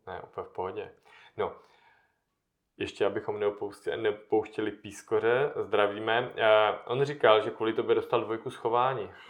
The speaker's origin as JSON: {"language": "Czech", "area": "Moravian Karst", "region": "South Moravian Region", "country": "Czechia", "said": "z té části, odkud já pocházím, z Moravského krasu"}